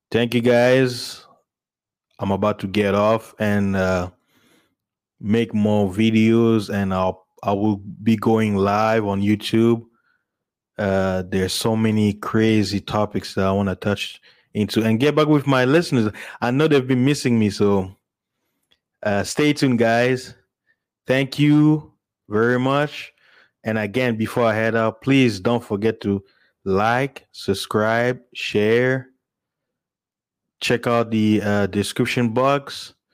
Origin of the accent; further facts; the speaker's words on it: DR Congo; also born or lived in South Africa / United States; I'm originally from Congo, South Africa, and American, you know.